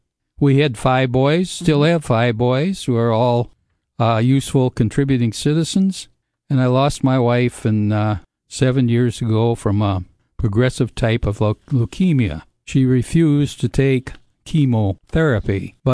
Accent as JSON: {"language": "English", "town": "Highland Park", "region": "Michigan", "country": "United States", "tie": "born there", "said": "Well, I was born in Highland Park, Michigan, a suburb of Detroit, during the heart of the Depression."}